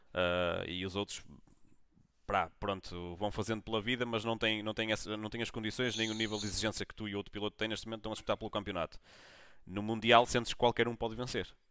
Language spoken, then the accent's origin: Portuguese; Braga, Norte, Portugal; eu sou, sou, sou, de Braga